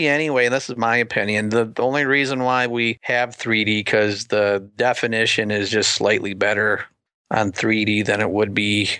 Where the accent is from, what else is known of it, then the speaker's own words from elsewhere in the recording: Muskegon, Michigan, United States; now in Flint, United States; near my hometown of Muskegon